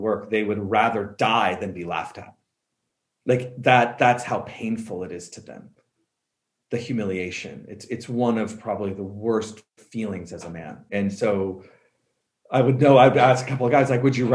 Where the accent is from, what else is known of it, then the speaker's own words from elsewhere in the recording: Colorado, United States; I'm from Colorado